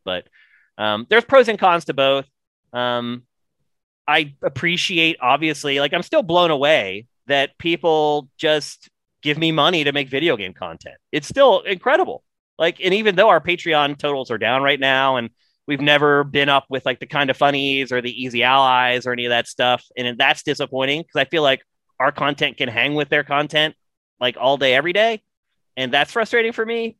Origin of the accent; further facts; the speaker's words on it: rural Pennsylvania, United States; I have a friend actually from my hometown